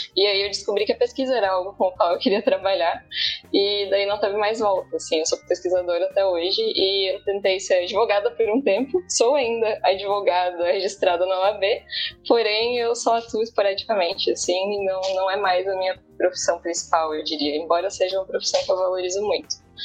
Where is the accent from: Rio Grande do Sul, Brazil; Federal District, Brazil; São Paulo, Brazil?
Rio Grande do Sul, Brazil; Bento Gonçalves; moved away as an adult; also born or lived in Santa Maria; now in Santa Catarina, Brazil; eu sou do Rio Grande do Sul e passei uma boa parte da minha vida lá. É, eu, eu nasci em Bento Gonçalves